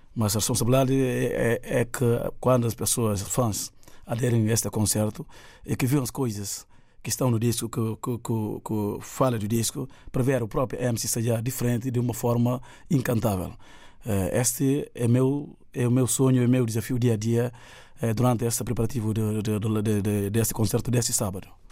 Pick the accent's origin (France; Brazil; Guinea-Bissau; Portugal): Guinea-Bissau; o que está a passar na minha terra, que é para mim a melhor terra do mundo, Guiné-Bissau